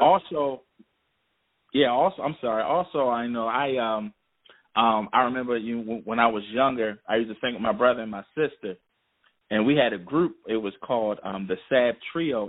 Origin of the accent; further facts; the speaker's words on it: Philadelphia, Pennsylvania, United States; now in Baltimore, United States; I'm originally from Philadelphia. I was born in Philadelphia. Then I, I moved to Baltimore um, years ago, and I've been in Baltimore ever since.